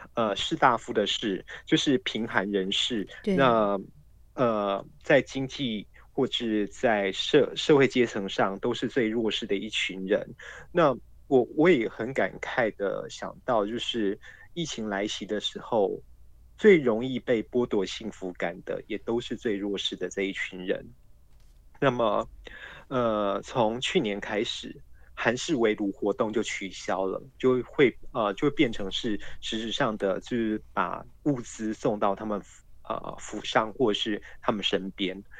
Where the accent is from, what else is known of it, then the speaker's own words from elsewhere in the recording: Kaohsiung, Taiwan; 我的故乡高雄